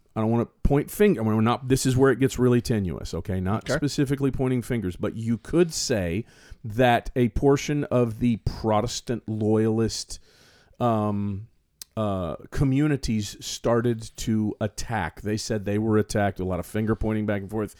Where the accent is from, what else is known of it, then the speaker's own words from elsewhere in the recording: the South, United States; also born or lived in South Florida; as a Southern youngster